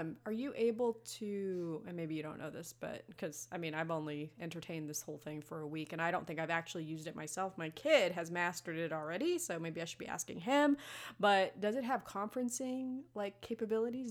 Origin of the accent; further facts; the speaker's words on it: Las Vegas, Nevada, United States; I'm from Las Vegas, okay? I come from where glitter and strippers happen.